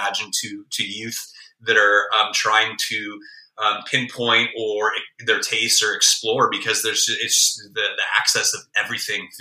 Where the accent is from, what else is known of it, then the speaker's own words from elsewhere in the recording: Bay Area, California, United States; moved away; also born or lived in Chicago; growing up in the Bay Area